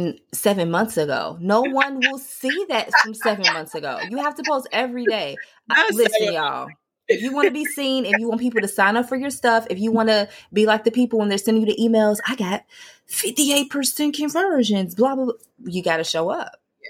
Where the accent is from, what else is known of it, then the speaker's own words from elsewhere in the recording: Chicago, Illinois, United States; I got slang. I might say gun on one or what you going to do. I'm from Chicago.